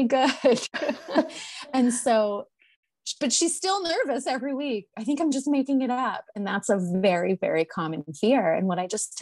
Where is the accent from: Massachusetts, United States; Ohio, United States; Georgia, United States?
Massachusetts, United States; North Shore of; now in Maine, United States; we are from Massachusetts. I live in Maine now, but we're from Massachusetts. We're from the North Shore of Massachusetts